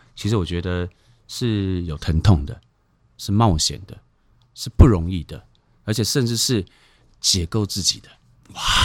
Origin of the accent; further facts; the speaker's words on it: Taimali, Taitung County, Taiwan; moved away; 我是台东太麻里大王村 出生的原住民